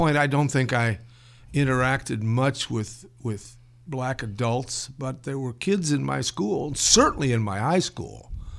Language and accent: English; South Bend, Indiana, United States; Plus, I grew up in South Bend, a city that was I don't know the ratio, but certainly I went to the inner city school, which was a good portion of which was black.